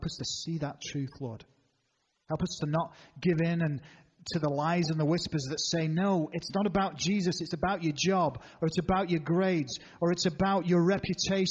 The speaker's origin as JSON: {"language": "English", "region": "England", "country": "United Kingdom", "said": "I'm an Englishman"}